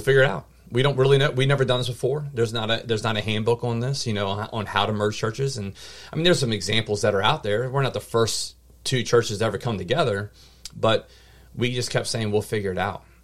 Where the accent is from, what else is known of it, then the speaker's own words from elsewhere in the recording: Mechanicsville, Virginia, United States; born and raised here in this area locally in Mechanicsville, Virginia